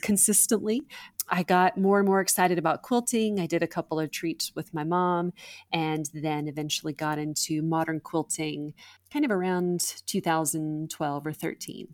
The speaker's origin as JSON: {"language": "English", "region": "Alabama", "country": "United States", "tie": "born or raised there", "said": "I grew up in Alabama"}